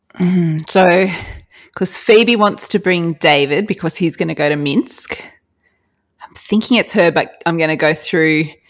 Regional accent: Australia; as an Australian

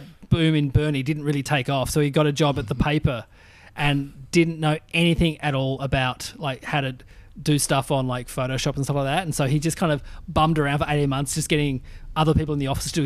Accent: Burnie, Tasmania, Australia; moved away; also born or lived in Launceston, Tasmania / Melbourne; I was from Burnie

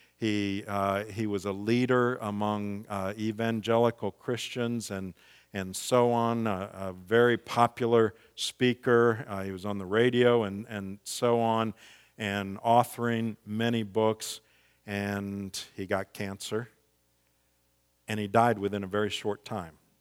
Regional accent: Missouri, United States; moved away as an adult; also born or lived in the South (twenty years); I'm from Missouri originally

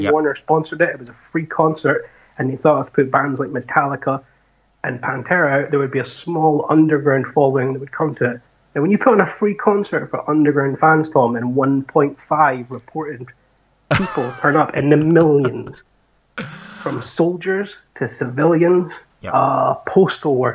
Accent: Scotland, United Kingdom; I'm Scottish

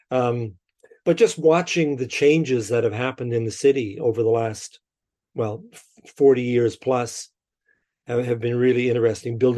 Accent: Winnipeg, Manitoba, Canada; I'm born and raised in Winnipeg. Uh, I'm a prairie boy at heart

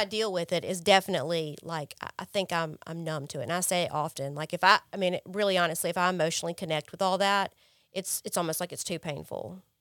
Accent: Jackson, United States; moved away; I grew up in Jackson, I grew up privileged

